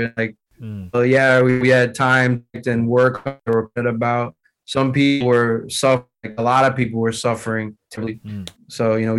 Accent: United States; born there; But at the same time, I'm born in the U.S., so, you know, I grew up listening to hip-hop.

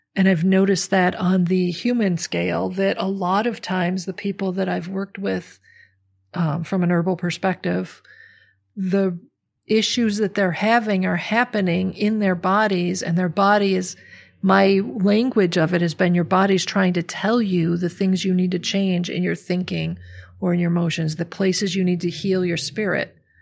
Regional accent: Midwestern America, United States; I grew up in a, you know, Midwestern American middle income family

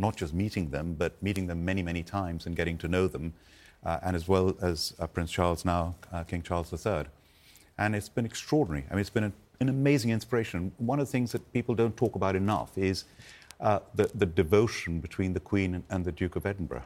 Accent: India; moved away; I was born and brought up in India

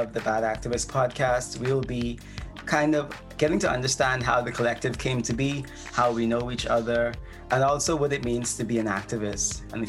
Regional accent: Nassau, New Providence, Bahamas; I use he, they pronouns, and I'm from Nassau in the Bahamas.

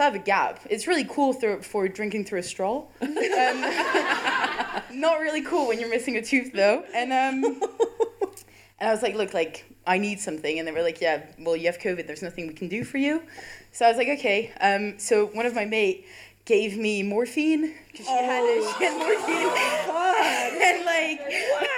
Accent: France; moved away as an adult; now in Leeds, United Kingdom; I'm French.

